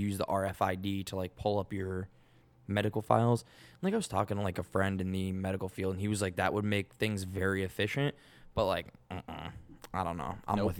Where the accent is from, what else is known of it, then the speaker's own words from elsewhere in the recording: Boston, Massachusetts, United States; accent: Boston; And the male bartender next to her goes, "Oh yeah, you from Boston too?" And he like made fun of my accent.